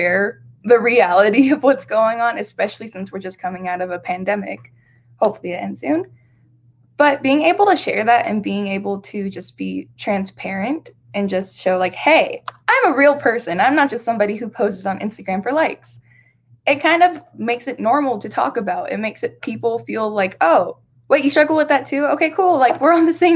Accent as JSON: {"language": "English", "town": "Las Vegas", "region": "Nevada", "country": "United States", "tie": "born or raised there", "said": "I was born and raised here in Las Vegas, Nevada. It is my hometown"}